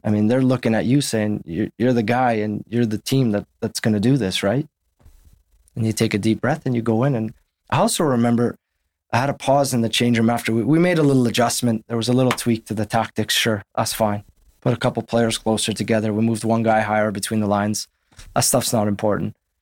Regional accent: Winnipeg, Manitoba, Canada; moved away as an adult; also born or lived in Saskatchewan; now in London, United Kingdom; I grew up in Winnipeg where six months of the year, you're in the winter

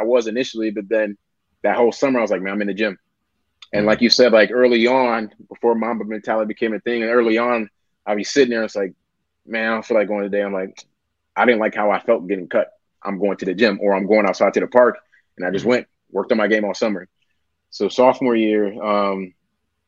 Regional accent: Milwaukee, Wisconsin, United States; moved away; Originally, I'm from Milwaukee, Wisconsin, up north

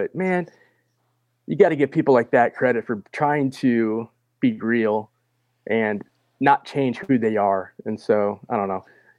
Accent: Minnesota, United States; I grew up in Minnesota in the 90s, and I played football for a suburb team north of Minneapolis.

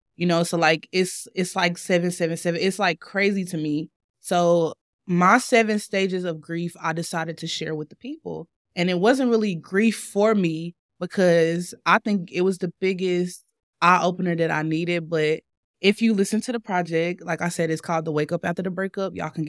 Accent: East Spencer, North Carolina, United States; I'm from East Spencer, North Carolina, but I tell people Salisbury

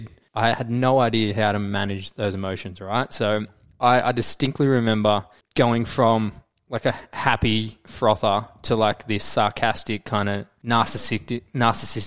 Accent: Noosa, Queensland, Australia; also born or lived in Brisbane; we moved to Noosa from Brisbane

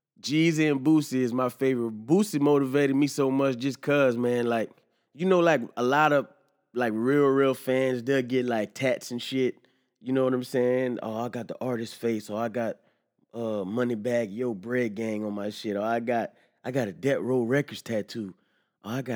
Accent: the South, United States; I'm from the South

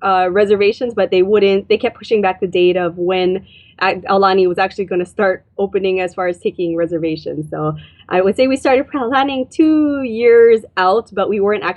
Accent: Hawaii, United States; we were born and raised in Hawaii.

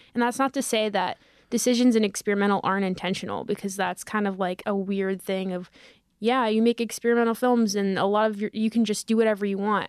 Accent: Parkland, Florida, United States; moved away as an adult; I'm from Parkland, Florida

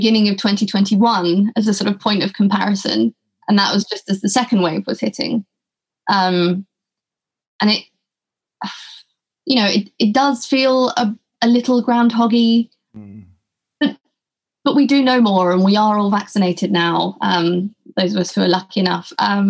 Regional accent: England, United Kingdom; also born or lived in London; now in Colombia; A surprise to nobody that I am English.

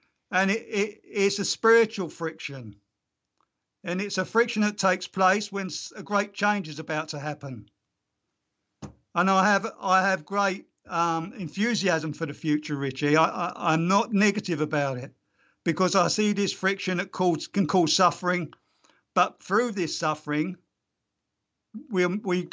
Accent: London, United Kingdom; I grew up in the East End of London.

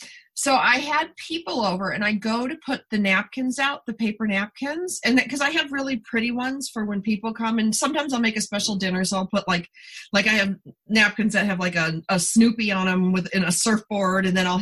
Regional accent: Niagara Falls, New York, United States; now in Southern California, United States; I came from Niagara Falls area where there's tons of water. Like, it's not like, you know, and I do live in the Southern California desert where we did have water rationing for years

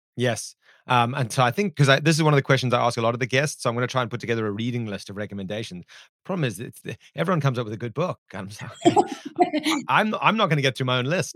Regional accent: South Africa; my home country of South Africa

